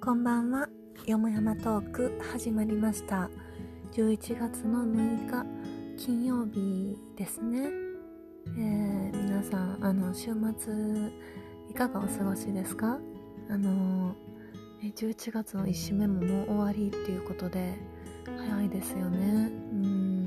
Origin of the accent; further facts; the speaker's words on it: Kansai, Japan; 関西人、関西人やからなんかもしれないんですけど